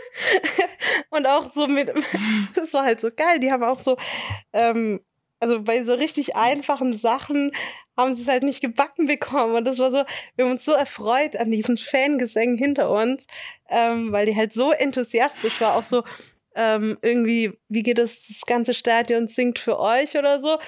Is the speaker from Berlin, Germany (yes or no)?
no; near Tübingen, Baden-Württemberg, Germany; ich komme ja aus der Nähe von Tübingen